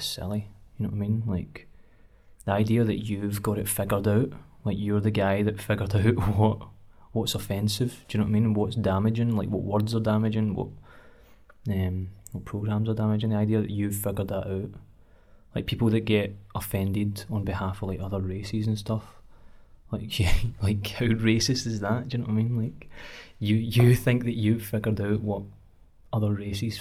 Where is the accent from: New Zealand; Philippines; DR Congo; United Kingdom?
United Kingdom; Cumbernauld, Scotland; I'm from Cumbernauld, and the areas of Cumbernauld that I've grown up